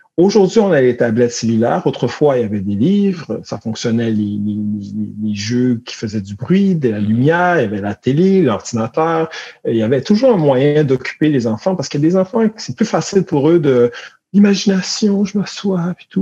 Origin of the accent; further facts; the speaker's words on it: Montreal, Quebec, Canada; moi, j'ai grandi à Montréal